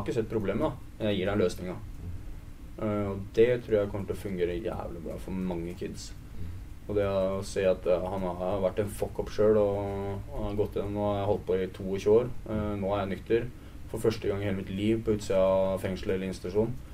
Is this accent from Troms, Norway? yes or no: no; Vestby, Akershus, Norway; jeg er oppvokst i Vestby